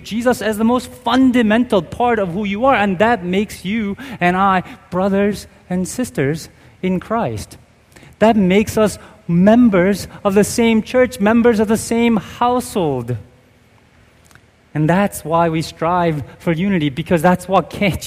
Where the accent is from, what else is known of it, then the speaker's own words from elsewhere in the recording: United States; I'm Korean American